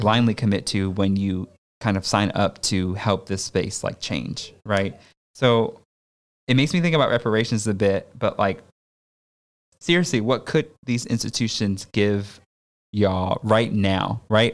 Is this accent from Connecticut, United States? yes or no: yes; Connecticut, United States; I grew up in Connecticut